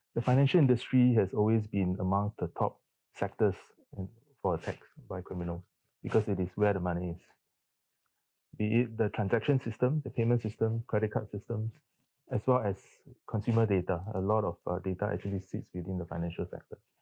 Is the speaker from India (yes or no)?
no; Singapore; I'm a Singaporean. I grew up in under the Singapore education system